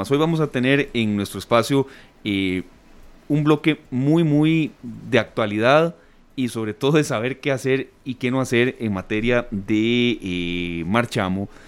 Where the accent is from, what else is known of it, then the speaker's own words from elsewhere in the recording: Costa Rica; estoy tratando de, honrar la deuda del carro, como muchos ticos, como muchas personas